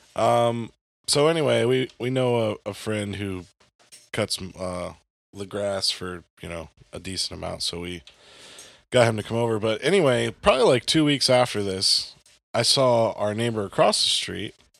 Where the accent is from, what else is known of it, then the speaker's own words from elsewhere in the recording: the South, United States; also born or lived in the North; now in Southern Illinois, United States; I'm from the South